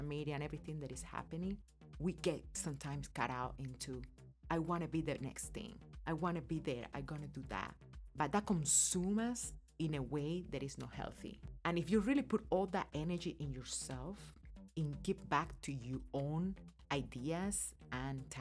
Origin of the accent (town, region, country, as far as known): Cuba; born or raised there; now in United States